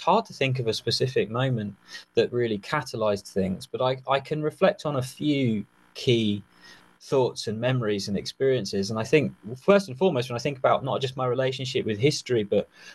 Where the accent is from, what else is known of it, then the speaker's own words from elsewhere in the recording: just south of London, South East England, United Kingdom; I grew up in the southeast of the United Kingdom, just south of London, in the early 90s